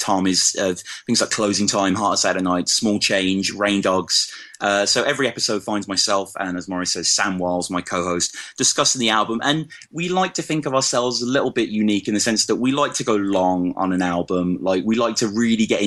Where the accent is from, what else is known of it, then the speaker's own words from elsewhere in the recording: Birmingham, West Midlands, United Kingdom; accent: Brummy; moved away as an adult; now in Oxford, United Kingdom; I'm born and raised in Birmingham, and some of your English listeners might detect a little bit of the Brummy, as it's called, in my voice